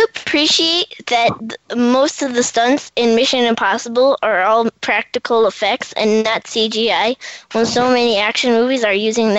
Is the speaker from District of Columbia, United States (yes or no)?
yes; Washington, District of Columbia, United States; from Washington, D.C., and you're listening to Kiss First Coming Attraction.